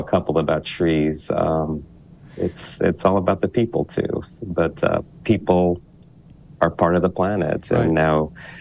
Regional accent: Utah, United States; now in Philadelphia, United States; Utah, my home state

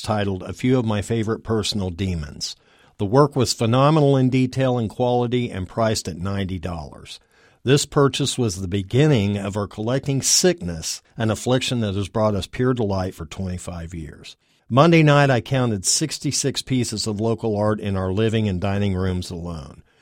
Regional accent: Wichita, Kansas, United States; moved away; also born or lived in Texas; I moved back to Wichita from Texas in ninety-one after having left in nineteen seventy-eight. I had been a working artist in Texas, but knew not one local artist upon my return to this, my hometown

